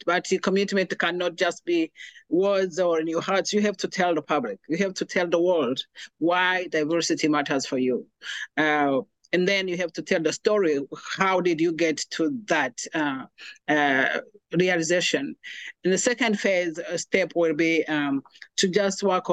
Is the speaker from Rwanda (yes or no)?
yes; Rwanda; moved away as an adult; now in United States; I'm originally from Rwanda, and I came to America in 2009 as a refugee